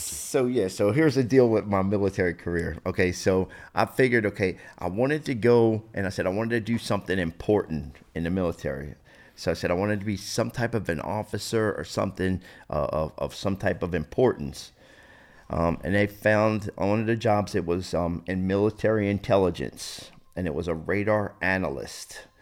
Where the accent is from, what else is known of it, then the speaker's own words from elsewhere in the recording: New Jersey, United States; born and raised in New Jersey, South Jersey.